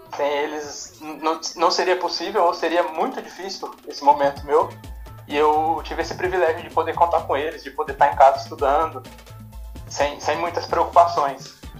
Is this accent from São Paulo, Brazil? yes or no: yes; Guaíra, São Paulo, Brazil; eu venho de uma cidade bem pequenininha aqui do interior de São Paulo, chama Guaíra